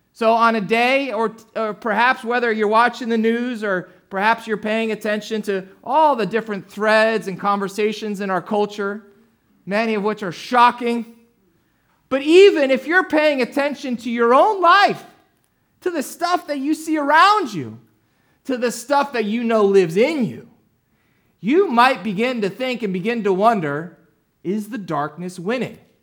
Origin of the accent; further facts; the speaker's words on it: New Jersey, United States; I grew up down in, uh, South Jersey